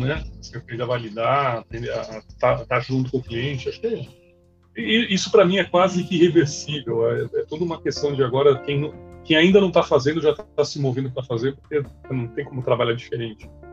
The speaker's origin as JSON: {"language": "Portuguese", "country": "Brazil", "said": "como brasileiro"}